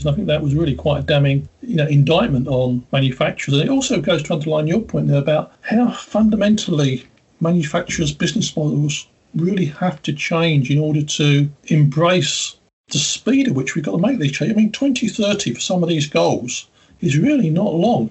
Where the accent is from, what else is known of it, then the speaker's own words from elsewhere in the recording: United Kingdom; Being a Brit in the UK